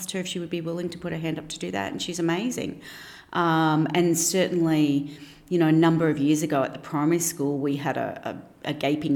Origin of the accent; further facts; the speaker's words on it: Brisbane, Queensland, Australia; I grew up in Ferny Grove in Brisbane, so I have not moved far from home